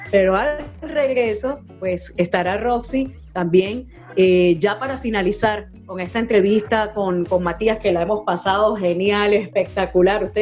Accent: Venezuela; como decimos en mi país, Venezuela, chévere

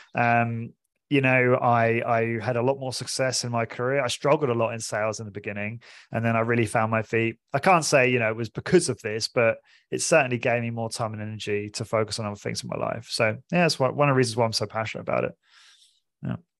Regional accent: Portsmouth, South East England, United Kingdom; moved away as an adult; also born or lived in London; I'm originally from, I'm British, I'm from Portsmouth, small city in England.

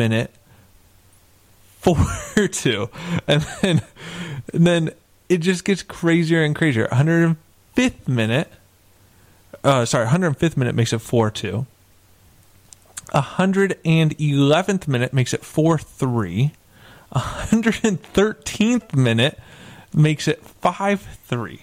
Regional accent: West Coast, United States; I'm from the West Coast

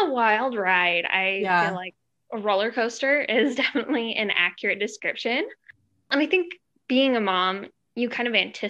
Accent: Utah, United States; We're both from Utah, just kind of local.

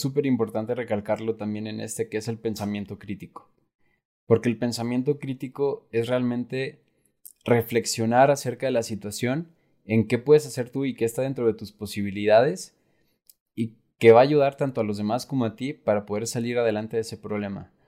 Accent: Mexico; somos muchos mexicanos

